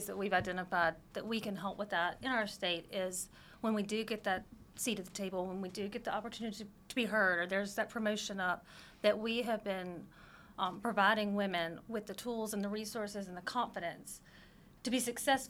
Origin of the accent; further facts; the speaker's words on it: North Mississippi, United States; She's from Texas, and I am from North Mississippi.